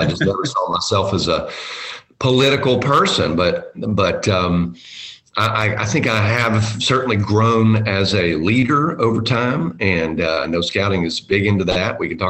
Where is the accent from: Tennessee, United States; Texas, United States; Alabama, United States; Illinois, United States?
Tennessee, United States; Chattanooga; also born or lived in New York; I grew up here in Chattanooga